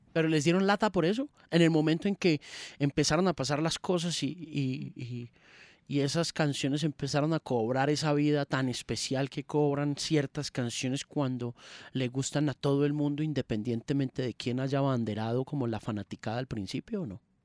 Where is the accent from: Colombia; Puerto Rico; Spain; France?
Colombia; also born or lived in Manizales; no soy bogotano, pero soy colombiano